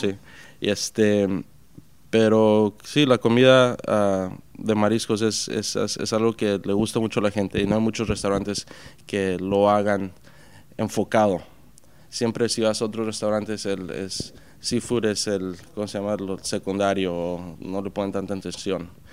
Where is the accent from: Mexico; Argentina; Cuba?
Mexico; Puerto Peñasco, Sonora; now in New York, United States; me crié en Puerto Peñasco, México, que es en ah, en el mar de Cortés.